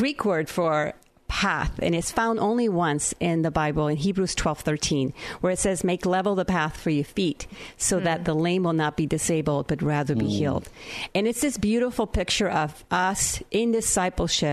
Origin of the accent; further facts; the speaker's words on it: Naranjito, Puerto Rico; moved away; the town I grew up in Naranjito, Puerto Rico.